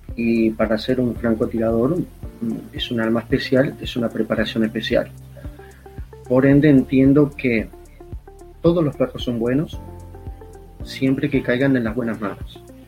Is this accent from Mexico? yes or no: no; Uruguay; also born or lived in Montevideo; Yo estaba eh, lejos de mi tierra, donde vivía, estaba en la capital del país estudiando